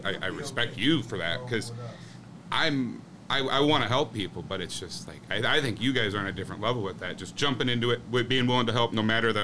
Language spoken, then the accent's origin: English; Portage, Indiana, United States; moved away as an adult; also born or lived in Iowa; now in Chicago, United States; Originally, Portage, Indiana, is where I grew up